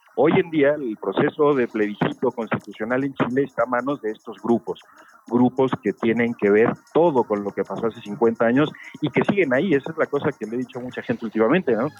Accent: Mexico City, Mexico; yo particularmente ya nací acá en Ciudad de México, eh, en el exilio de mi padre y de mi madre

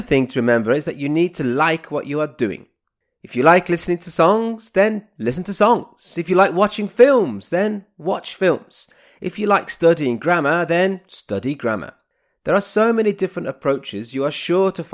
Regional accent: Birmingham, West Midlands, United Kingdom; moved away as an adult; also born or lived in Nottingham; I was born in the city of Birmingham in the UK

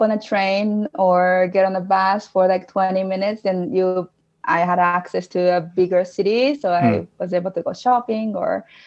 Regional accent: Japan; English is a second language; moved away as an adult; now in Utah, United States; born and raised in Japan, and I left Japan when I was 21, I think. And it's been about 11 years since I moved to the States from Japan.

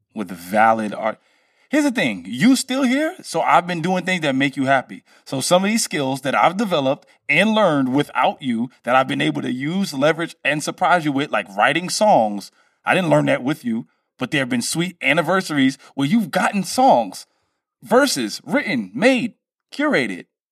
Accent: Brooklyn, New York, United States; I'm from Brooklyn

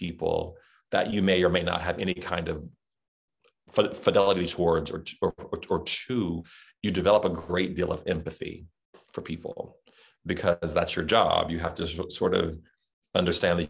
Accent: the South, United States; accent: Southern; That was my Southern accent

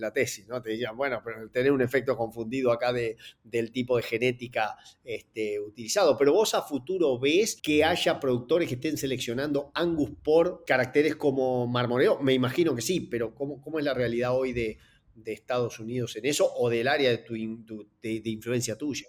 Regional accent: Entre Ríos, Argentina; de donde soy oriundo, en, en Entre Ríos, allá por el año que nací

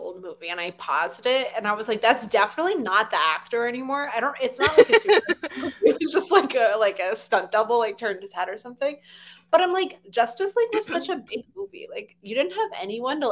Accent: Texas, United States; I'm from Texas

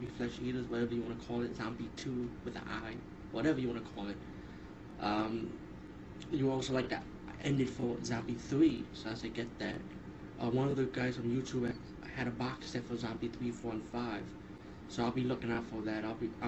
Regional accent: New York, United States; As a New Yorker, I was like, wow, that brings a lot of memories.

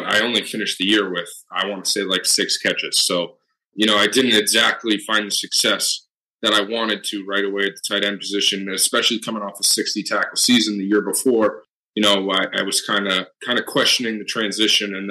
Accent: Wilmington, Massachusetts, United States; I went to a small public high school just in my hometown, Wilmington High School. I'm from Massachusetts

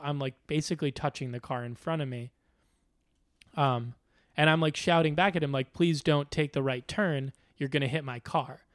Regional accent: Chicago, Illinois, United States; now in New York, United States; when I moved to New York, I'm from Chicago

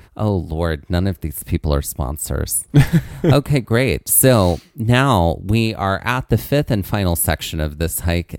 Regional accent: Mississippi, United States; moved away; I'm originally from Mississippi.

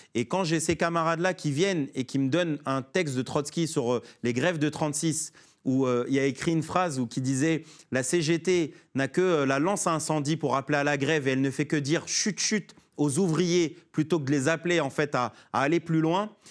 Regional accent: Sarcelles, Île-de-France, France; Je suis né à Sarcelles, mon maire c'était Dominique Strauss-Kahn

